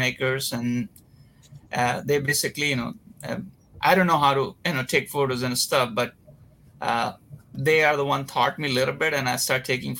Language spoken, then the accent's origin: English; Varanasi, Uttar Pradesh, India; moved away as an adult; now in Los Angeles, United States; I'm Indian. I was born and raised in a small town, not as very small, but it's a place called Varanasi